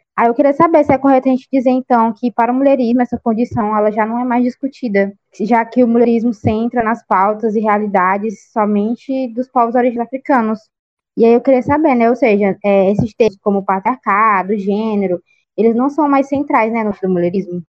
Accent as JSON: {"language": "Portuguese", "region": "interior of Piauí", "country": "Brazil", "lives_now": "Teresina, Brazil", "said": "não sou da capital, né, do Piauí, onde a gente grava aqui o podcast, eu sou do interior, sou do sul do estado, e, e eu venho, tipo, de uma comunidade muito pequena."}